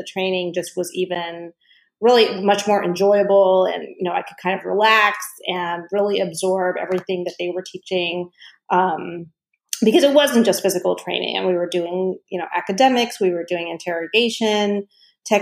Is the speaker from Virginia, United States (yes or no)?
yes; Southern Virginia, United States; I grew up in Southern Virginia where I was actually the only Indian in my high school